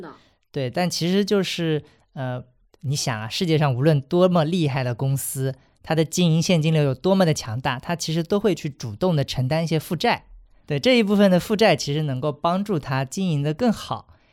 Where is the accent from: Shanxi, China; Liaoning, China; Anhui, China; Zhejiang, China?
Zhejiang, China; Hangzhou; moved away; 回杭州，也就是我的家乡